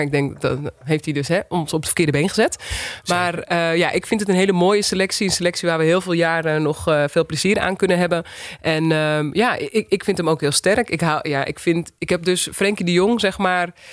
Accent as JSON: {"language": "Dutch", "town": "Wilnis", "region": "Utrecht", "country": "Netherlands", "also_born_or_lived": "Uithoorn", "said": "ik kom uit Uithoren, Wilnis, Argon"}